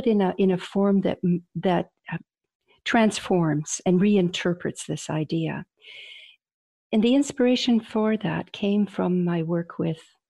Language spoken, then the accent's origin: English; British Columbia, Canada; also born or lived in Croatia; I was born in Croatia, and we came to Canada in the late 1950s. We were political refugees from, at the time, communism. And so I had all of my education in North America, in British Columbia